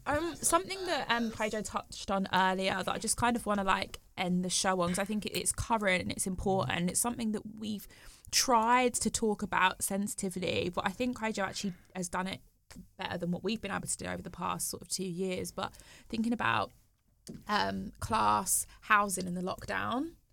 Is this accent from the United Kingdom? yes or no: yes; West Midlands, United Kingdom; now in London, United Kingdom; I'm from the West Midlands